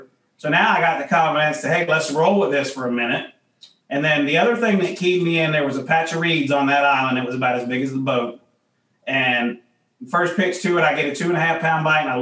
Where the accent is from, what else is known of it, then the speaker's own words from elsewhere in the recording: United States; being raised where I was raised on the Ohio River, fishing in those conditions my whole life